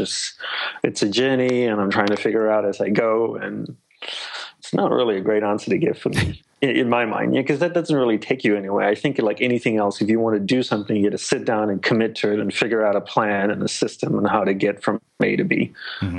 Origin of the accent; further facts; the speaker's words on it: Australia; moved away as an adult; also born or lived in Malaysia / Hawaii; grew up in Australia